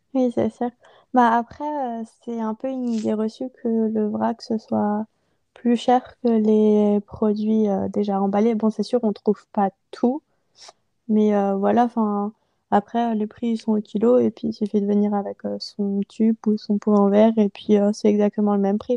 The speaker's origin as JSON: {"language": "French", "town": "Strasbourg", "region": "Grand Est", "country": "France", "tie": "born or raised there", "also_born_or_lived": "Mulhouse", "moved": "yes", "said": "je suis originaire de Strasbourg"}